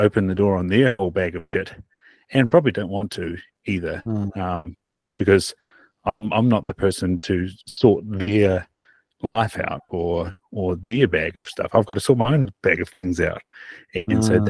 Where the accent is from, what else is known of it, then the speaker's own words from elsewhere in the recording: Invercargill, Southland, New Zealand; also born or lived in Australia; growing up in Invercargill